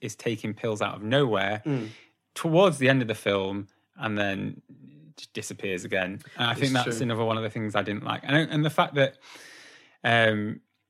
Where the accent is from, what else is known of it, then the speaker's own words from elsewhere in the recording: Preston, North West England, United Kingdom; Growing up in Preston